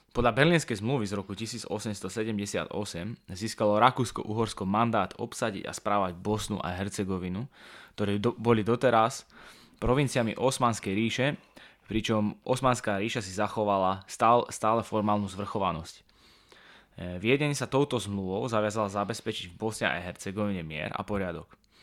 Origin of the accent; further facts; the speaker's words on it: Slovakia; ja som hrdý Slovák